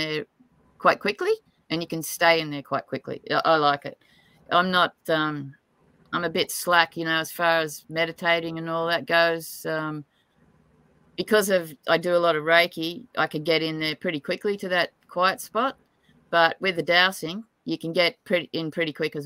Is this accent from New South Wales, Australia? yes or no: yes; Tamworth, New South Wales, Australia; I was born in Tamworth